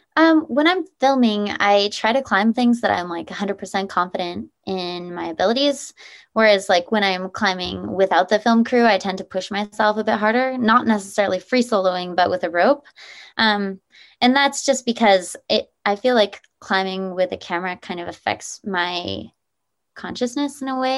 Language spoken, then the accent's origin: English; Nevada side, United States; I grew up in Lake Tahoe, uh, well, actually on the Nevada side of Lake Tahoe